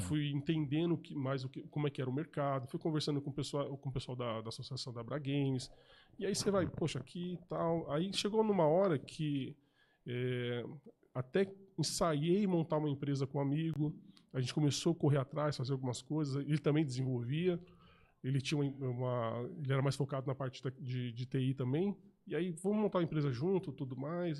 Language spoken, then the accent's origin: Portuguese; ABC Paulista, São Paulo, Brazil; moved away as an adult; now in São José, Brazil; Eu era de São Paulo, morava no ABC Paulista